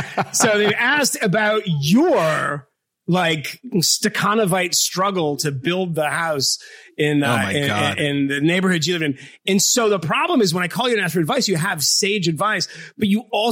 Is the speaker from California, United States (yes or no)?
no; Boston, Massachusetts, United States; I'm like an Irish kid from Boston. We don't have gifts like that. I don't have a parent that can give me money for these sorts of things.